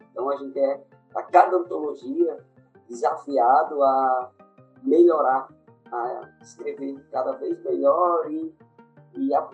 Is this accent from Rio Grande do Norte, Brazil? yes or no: yes; interior of Rio Grande do Norte, Brazil; sou do interior do Rio Grande do Norte, cidadezinha pequena